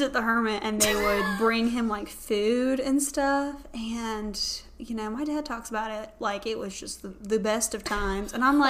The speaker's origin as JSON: {"language": "English", "town": "Carolina Beach", "region": "North Carolina", "country": "United States", "tie": "born or raised there", "said": "in my small hometown of Carolina Beach, North Carolina"}